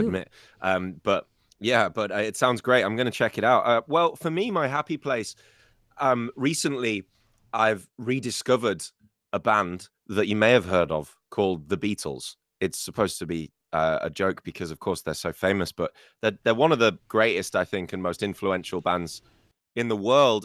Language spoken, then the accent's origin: English; United Kingdom; first language English; now in China; me as a British person